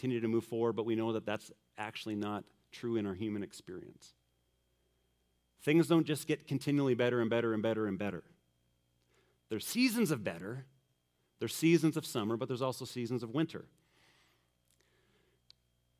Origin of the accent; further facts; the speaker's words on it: Manitoba, Canada; growing up in Manitoba